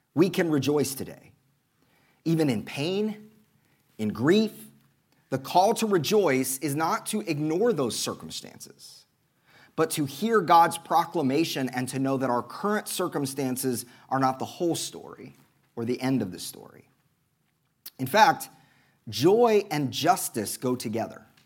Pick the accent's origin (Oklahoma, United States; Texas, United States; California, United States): Oklahoma, United States; accent: Oklahoma; my Oklahoma accent